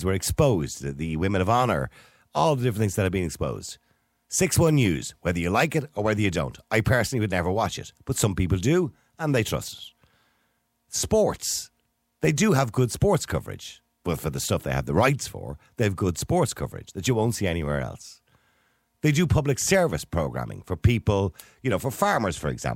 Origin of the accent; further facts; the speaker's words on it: Ireland; we are Irish